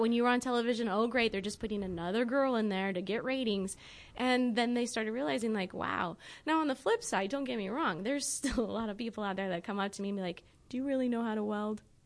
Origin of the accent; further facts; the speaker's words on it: Rapid City, South Dakota, United States; moved away; growing up in Rapid City